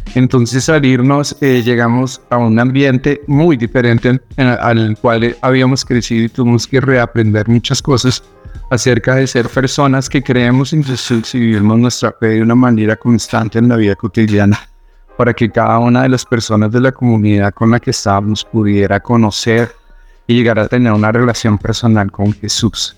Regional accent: Bogotá, Colombia; moved away as an adult; also born or lived in Middle East / Palestine; ser rubio con cara de europeo y haber nacido en Bogotá

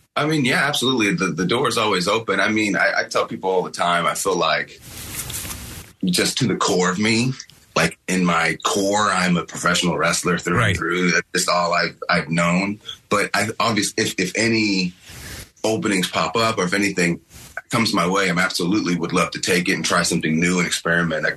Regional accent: Paducah, Kentucky, United States; I'm actually from Kentucky

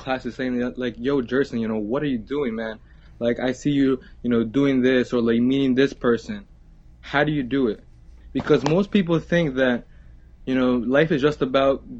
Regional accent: Bayonne, New Jersey, United States; I'm from Bayonne, New Jersey.

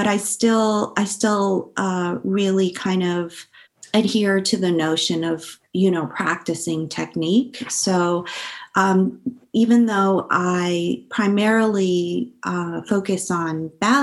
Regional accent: San Francisco, California, United States; I grew up in San Francisco, but oddly enough, I also went to a bilingual Spanish elementary school

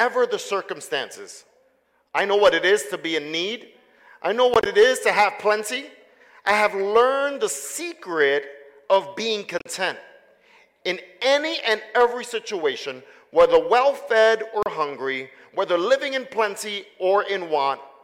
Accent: New York City, New York, United States; moved away; I am originally from Brooklyn, New York.

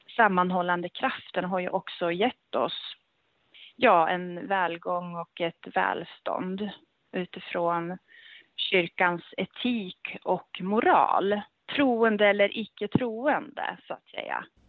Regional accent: Gävle, Gävleborg County, Sweden; also born or lived in Örebro / Stockholm / Norway / England; jag är ju då född och uppväxt i, här i Gävle

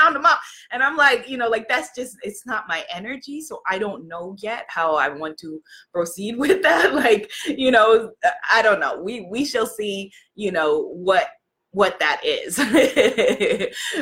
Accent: New York, United States; I'm from New York.

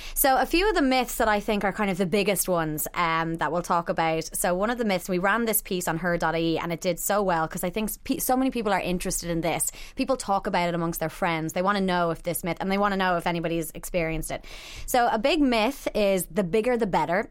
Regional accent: Ireland; growing up in Ireland

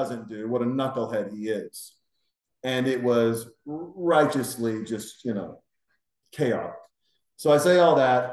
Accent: Montana, United States; when I was a kid, I grew up in Montana

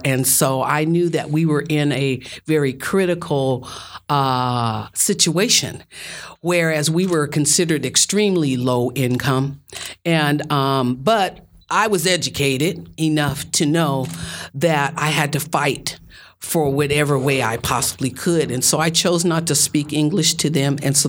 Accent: Denver, Colorado, United States; born there; I was born in Denver, Colorado.

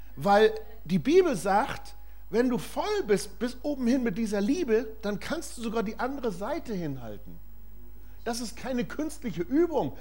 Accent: Germany; Wir als Deutsche

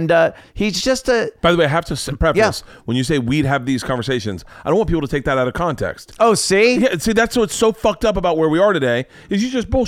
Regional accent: Canada; I was like, well, I was growing up in Canada

